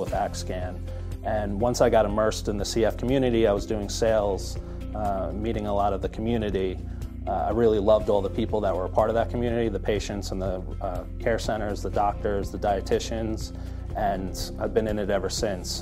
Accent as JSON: {"language": "English", "region": "New York", "country": "United States", "tie": "born or raised there", "also_born_or_lived": "Boston", "said": "I'm born and raised in New York"}